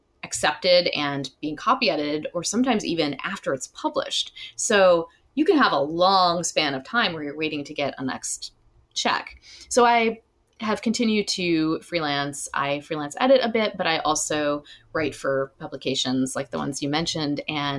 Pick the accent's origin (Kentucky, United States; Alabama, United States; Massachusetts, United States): Alabama, United States; also born or lived in Illinois; I grew up in Alabama partly and in Illinois partly, so I'm like both of these characters in a way.